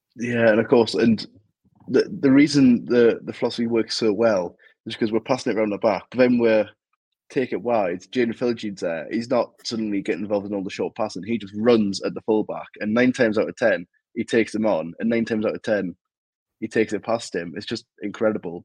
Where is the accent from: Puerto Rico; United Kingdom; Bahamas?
United Kingdom; Newcastle upon Tyne, North East England; moved away as an adult; now in Sheffield, United Kingdom; you can probably tell from my accent, I'm not from Hull. I'm actually from Newcastle, but I live in Sheffield because I go to uni in Sheffield